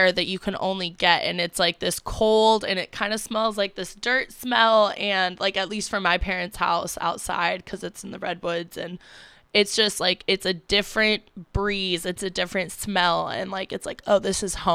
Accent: La Honda, California, United States; moved away; also born or lived in Half Moon Bay; while I did grow up and go to school in Half Moon Bay, like, I was raised in La Honda

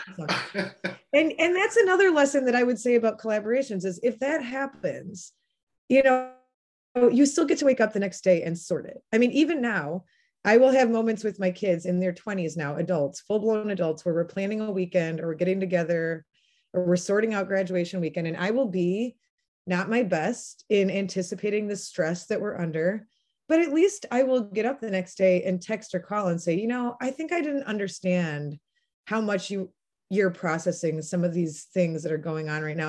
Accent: La Crosse, Wisconsin, United States; moved away as an adult; I'm originally from La Crosse, Wisconsin. I um, am part of a large family on both sides of my family that has been in that region

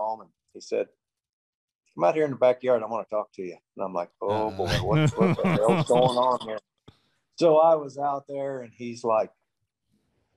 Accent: Houston, Texas, United States; also born or lived in Iowa / New Mexico; I was born in Iowa and then lived in New Mexico and spent most of my life in Houston growing up, Texas

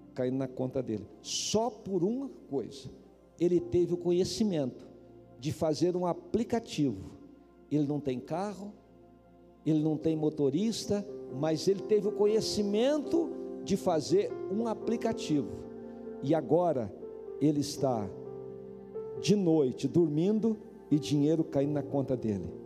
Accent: Paraná, Brazil; also born or lived in Campo Mourão, Paraná; now in Brasília, Brazil; vocês sabem que eu sou do Paraná. Campo Mourão eu morei lá

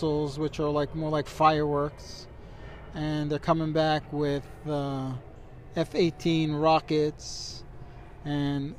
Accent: United States; I was American citizen, born in the United States

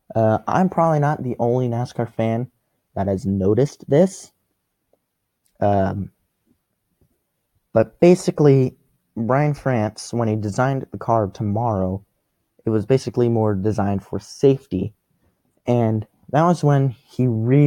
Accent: Las Vegas, Nevada, United States; my hometown anymore, which is Las Vegas.

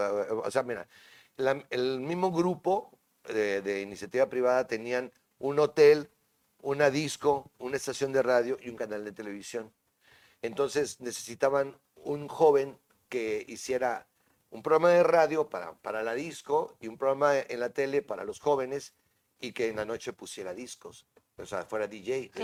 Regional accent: Tampico, Tamaulipas, Mexico; Soy de Tampico

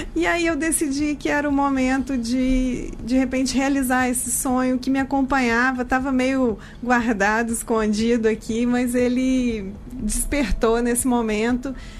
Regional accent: Minas Gerais, Brazil; accent: mineiro; moved away as an adult; also born or lived in Juiz de Fora / Belo Horizonte; now in São Paulo, Brazil; Eu comecei a minha carreira em Minas, pelo meu sotaque, vocês já devem ter percebido que eu sou mineira.

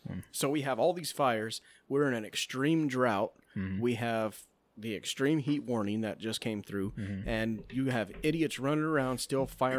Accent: United States; I'm an American.

